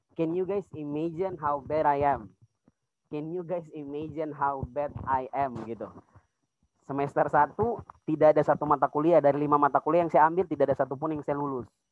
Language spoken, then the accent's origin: Indonesian; Pegunungan Bintang Regency, Highland Papua, Indonesia; moved away as an adult; now in Jayapura, Indonesia; saya dari Kabupaten Pegunungan Bintang. Tapi sekarang sedang berkuliah di Kota Jayapura